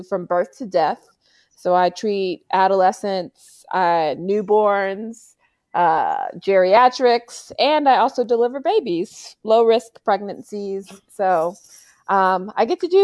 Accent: Little Rock, Arkansas, United States; moved away as an adult; also born or lived in Maine / Fayetteville, Arkansas; now in California, United States; I'm originally from Little Rock, Arkansas, born and raised

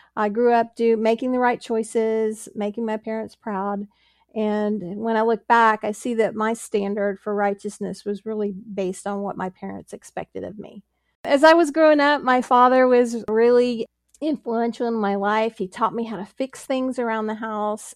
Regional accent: Pittsburgh, Pennsylvania, United States; moved away; also born or lived in Texas; I was born in Pittsburgh, Pennsylvania

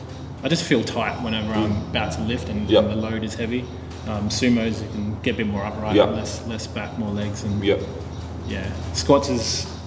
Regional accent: Sydney, New South Wales, Australia; also born or lived in Canterbury; I'm from Sydney. I was born in Canterbury, but I'm from Sydney.

